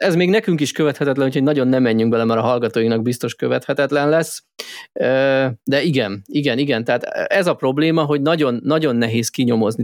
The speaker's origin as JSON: {"language": "Hungarian", "country": "Hungary", "said": "magyarok vagyunk"}